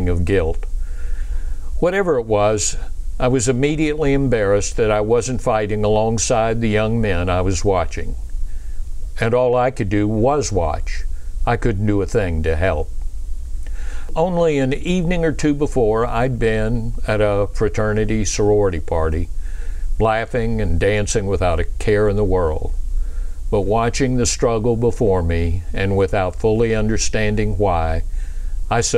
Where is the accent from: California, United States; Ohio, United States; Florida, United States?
Florida, United States; Pensacola; now in Atlanta, United States; I was raised in Pensacola, Florida